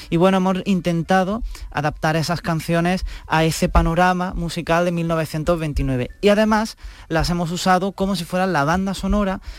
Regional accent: Granada, Andalusia, Spain; now in Seville, Spain; Yo soy de Granada, originalmente soy de Granada

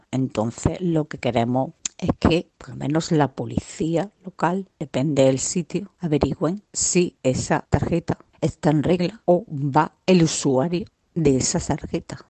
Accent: a town in the province of Cádiz, Andalusia, Spain; Soy de un pueblo de la provincia de Cádiz

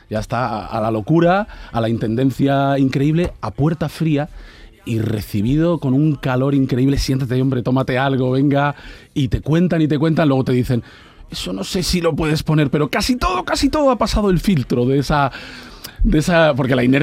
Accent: Barcelona, Catalonia, Spain; born there; now in Huelva, Spain; nacido en Barcelona, familia vasca, segoviana, vivo en Huelva desde el 78, enamorado de Sevilla y podría seguir.

